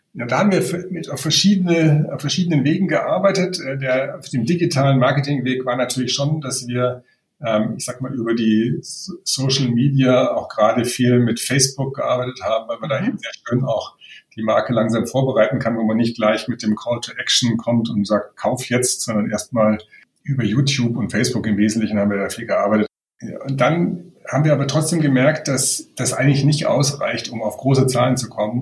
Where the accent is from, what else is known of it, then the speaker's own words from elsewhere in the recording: Germany; als Deutscher